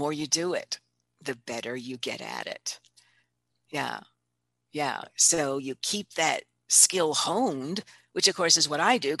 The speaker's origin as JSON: {"language": "English", "town": "Palermo", "region": "Sicily", "country": "Italy", "tie": "born or raised there", "said": "I have a book that I've written, a book of stories. And they're all stories of when I grew up in Italy."}